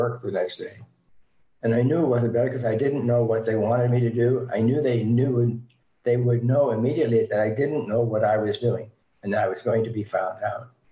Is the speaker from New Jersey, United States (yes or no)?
yes; New Jersey, United States; now in California, United States; I'm a Jersey boy. Living in California now. I grew up in New Jersey.